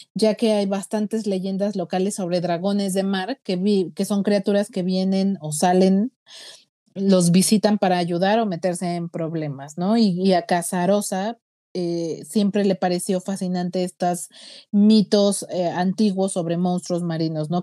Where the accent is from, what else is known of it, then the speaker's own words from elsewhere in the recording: Mexico; nosotros los mexicanos